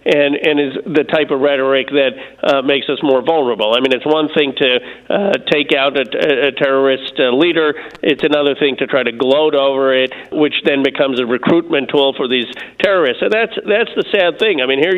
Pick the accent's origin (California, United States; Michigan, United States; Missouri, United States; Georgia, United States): California, United States; the problem in the utilities in our home state, in my home state of California